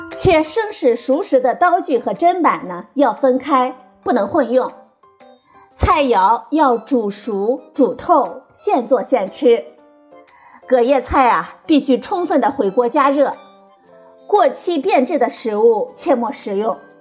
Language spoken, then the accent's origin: Chinese; China; 我们中国人